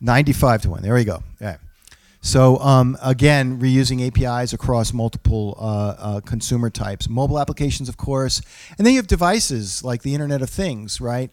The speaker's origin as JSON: {"language": "English", "region": "New England", "country": "United States", "said": "I'm from New England"}